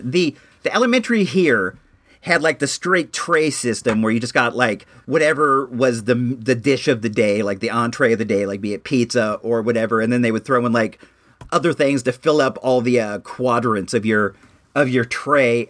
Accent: California, United States; also born or lived in Illinois; It was 2 years after we moved here from Illinois and I was still like in that culture shock of uh having this transition from like what was like a different style of life in Illinois to like the uh, elementary school, like Beverly Hills 90210 that I jumped into when I was uh, here in California

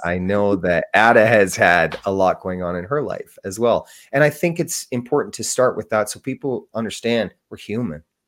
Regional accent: Canada; I'm from Canada

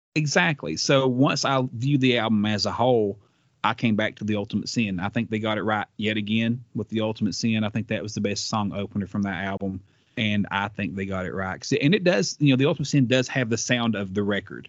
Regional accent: the South, United States; I'm from the South

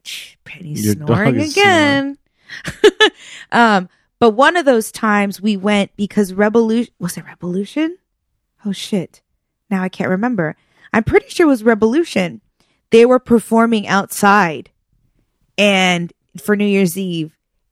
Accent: Rancho Santa Margarita, California, United States; My old neighbor that I grew up with in Rancho Santa Margarita, I've known her and her family since I was probably like 12 years old.

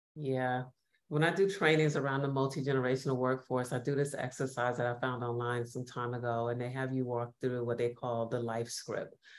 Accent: New York, United States; now in Los Angeles, United States; I'm based in Los Angeles, originally from New York, which many of you could probably hear from my accent

